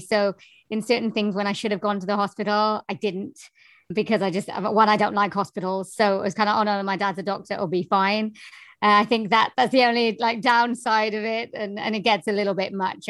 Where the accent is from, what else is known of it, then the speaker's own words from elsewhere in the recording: Wales, United Kingdom; I am from Wales in the UK